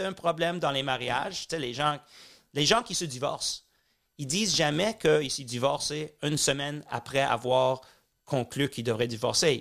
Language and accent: French; Montreal, Quebec, Canada; born or raised there; also born or lived in Tel Aviv / London